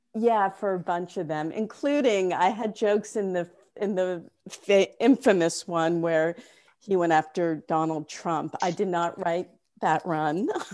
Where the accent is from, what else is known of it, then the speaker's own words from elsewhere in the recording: Newton, Massachusetts, United States; moved away as an adult; also born or lived in California / New York; I'm from Newton, Massachusetts